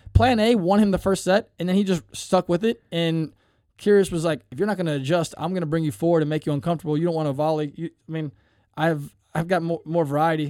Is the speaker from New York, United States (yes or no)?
no; Cincinnati, Ohio, United States; I'm from Cincinnati